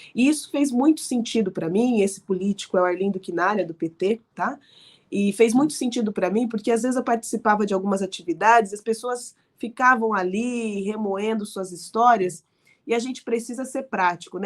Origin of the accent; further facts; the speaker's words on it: Araraquara, São Paulo, Brazil; eu decidi voltar a morar em Araraquara, né, no interior de onde eu nasci